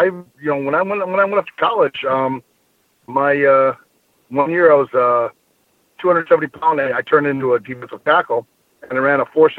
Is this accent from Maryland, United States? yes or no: no; Bloomington, Minnesota, United States; also born or lived in Wisconsin / Iowa; I actually was born in Wisconsin, yeah. Moved to Minnesota when I was real young, lived on the east side of Bloomington, which was out by the old Mets Stadium where the Vikings played.